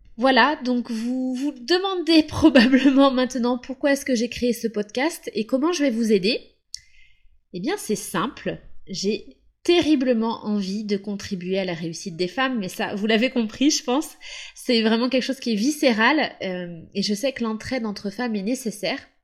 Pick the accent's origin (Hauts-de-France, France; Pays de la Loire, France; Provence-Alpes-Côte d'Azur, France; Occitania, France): Pays de la Loire, France; now in Capbreton, France; je viens de la Loire-Atlantique, j'ai grandi en bord de mer avec mes parents et mes deux sœurs